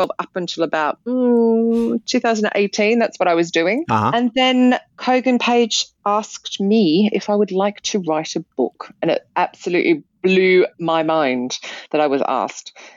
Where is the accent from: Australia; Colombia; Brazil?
Australia; now in United Kingdom; back in my home country, from Australia